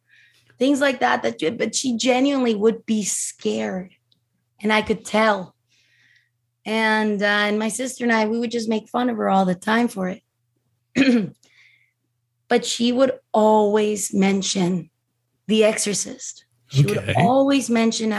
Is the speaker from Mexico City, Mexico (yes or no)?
yes; Mexico City, Mexico; I'm from Mexico City. So we know, you know, as Mexicans, as Latin Americans, we are very superstitious, very spiritual people. We believe in everything you can imagine, you know, and so I grew up in a very Catholic house